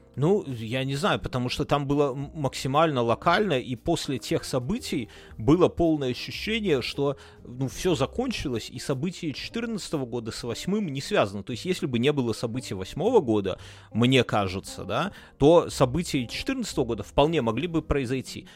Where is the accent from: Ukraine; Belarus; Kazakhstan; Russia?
Belarus; now in Lithuania; мы все белорусы